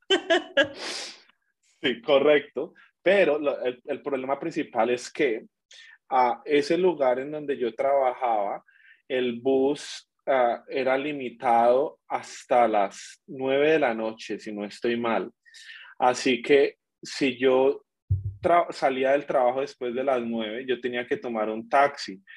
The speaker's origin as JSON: {"language": "Spanish", "town": "Villavicencio", "region": "Meta", "country": "Colombia", "also_born_or_lived": "Bogotá, Colombia", "moved": "as an adult", "lives_now": "Darwin, Australia", "said": "yo vengo de Villavicencio, donde hace calor todo el tiempo"}